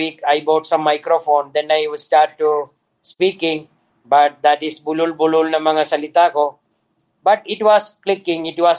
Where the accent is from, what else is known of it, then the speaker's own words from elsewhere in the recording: Dubai, United Arab Emirates; moved away as an adult; now in Philippines; I am from Dubai. I came here